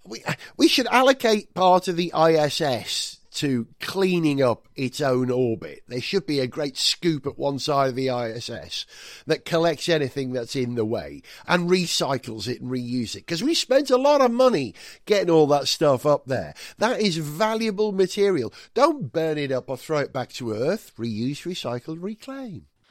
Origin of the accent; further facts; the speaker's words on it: Wales, United Kingdom; first language Welsh; English is a second language; moved away; I'm, I'm born and bred in Wales, but I haven't lived there since nineteen eighty-one.